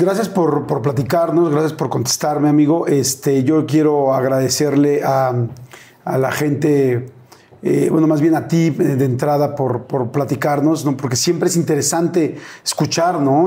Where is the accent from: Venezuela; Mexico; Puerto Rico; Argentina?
Mexico; soy mexicano